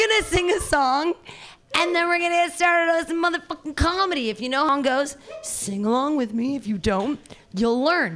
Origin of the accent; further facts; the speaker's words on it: Danville, California, United States; I grew up in Danville